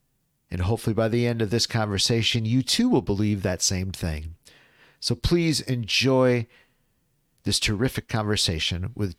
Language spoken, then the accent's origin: English; Appleton, Wisconsin, United States; I grew up in Appleton. So, I mean, I've had 50 plus years to kind of see how Appleton ebbs and flows.